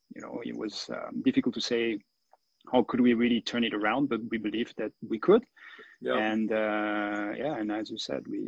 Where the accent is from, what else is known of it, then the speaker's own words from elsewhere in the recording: Le Brassus, Vaud, Switzerland; also born or lived in Lausanne; I was born in the Vallée du Jou, you know, and in one of the on the Mecca of watchmaking, and in Le Brassu, and the entire family was working in the business